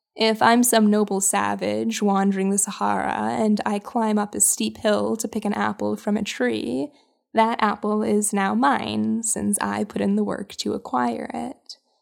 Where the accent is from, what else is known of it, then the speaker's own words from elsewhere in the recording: Winnipeg, Manitoba, Canada; my hometown of Winnipeg